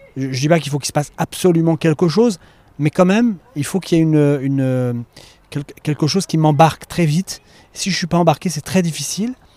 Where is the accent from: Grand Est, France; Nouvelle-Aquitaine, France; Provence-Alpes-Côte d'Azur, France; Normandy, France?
Grand Est, France; Romilly-sur-Seine; moved away; also born or lived in Le Havre; j'ai grandi à Romilly-sur-Seine